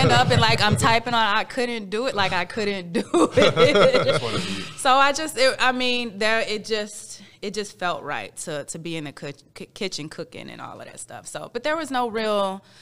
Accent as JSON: {"language": "English", "town": "St. Louis", "region": "Missouri", "country": "United States", "tie": "born or raised there", "also_born_or_lived": "Houston, Texas", "moved": "as an adult", "lives_now": "Texas, United States", "said": "I'm from St. Louis, Missouri, born and raised."}